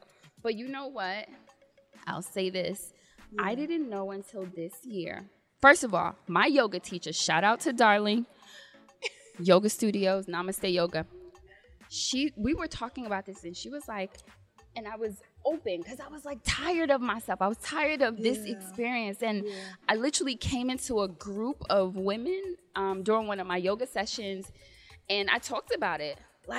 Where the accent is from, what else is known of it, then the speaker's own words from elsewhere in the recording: Jamaica; because I'm Jamaican and we're confident, okay?